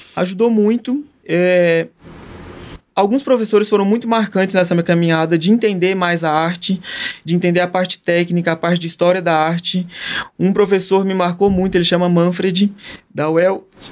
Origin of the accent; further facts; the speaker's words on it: Patrocínio, Minas Gerais, Brazil; now in São Paulo, Brazil; Tenho muita alegria de ser de patrocínio, faz questão. Quando lá em São Paulo me perguntam de onde que você é, de patrocínio, onde que fica?